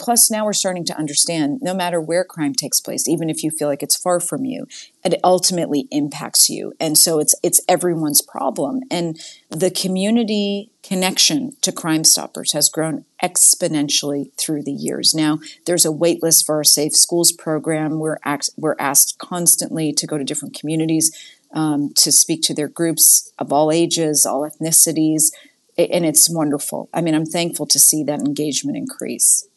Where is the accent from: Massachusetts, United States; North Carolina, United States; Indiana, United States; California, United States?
Massachusetts, United States; Boston; moved away as an adult; now in Houston, United States; I'm a Yankee, like, from the North